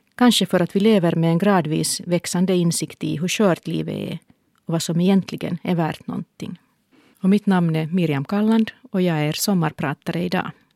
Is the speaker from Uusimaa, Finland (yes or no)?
yes; Helsinki, Uusimaa, Finland; Då jag föddes bodde vi i Härtonäs, en stadsdel i östra Helsingfors